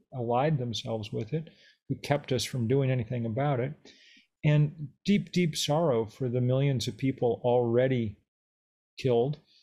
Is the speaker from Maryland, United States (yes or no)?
no; Lexington, Massachusetts, United States; I grew up in Lexington, Massachusetts